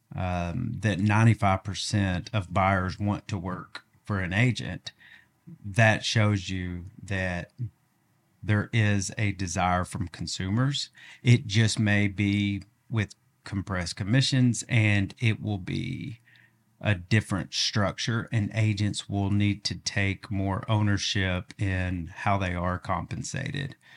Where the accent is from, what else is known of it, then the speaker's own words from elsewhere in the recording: Augusta, Arkansas, United States; now in Northwest Arkansas, United States; I'm from Augusta. It's just like a little farm town